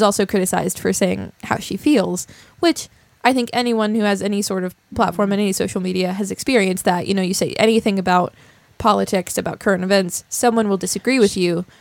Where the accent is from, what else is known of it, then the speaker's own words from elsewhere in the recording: West Virginia, United States; people like us that come from somewhere like West Virginia